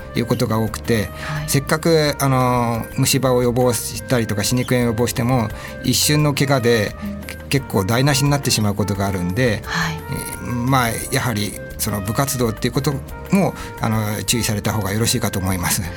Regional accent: Nishitokyo, Tokyo, Japan; 私は西東京市で、まあ、ほ旧保谷市で、うん、あの生まれて、えー、小学校も中学校も保谷市内の小

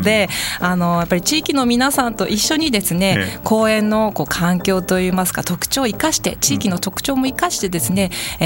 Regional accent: Kagoshima, Japan; now in Tokyo, Japan; 鹿児島出身

